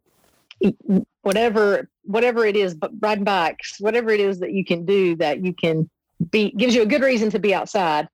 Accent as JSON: {"language": "English", "region": "Southeast Tennessee", "country": "United States", "tie": "born or raised there", "said": "I grew up in Southeast Tennessee, so I grew up seeing those mountains my whole life"}